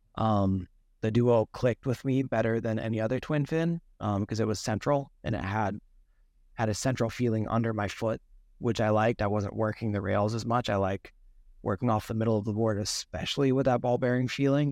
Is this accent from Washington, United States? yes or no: yes; Seattle, Washington, United States; I grew up in Seattle